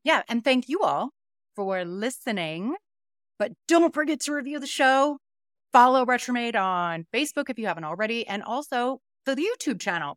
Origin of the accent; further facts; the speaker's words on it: United States; now in Denver, United States; I'm American